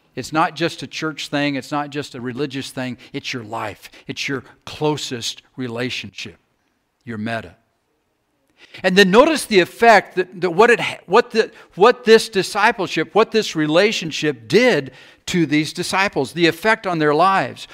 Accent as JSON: {"language": "English", "region": "South Carolina", "country": "United States", "tie": "born or raised there", "also_born_or_lived": "Georgia", "moved": "yes", "lives_now": "Iowa, United States", "said": "I grew up in South Carolina, spent some time in Georgia"}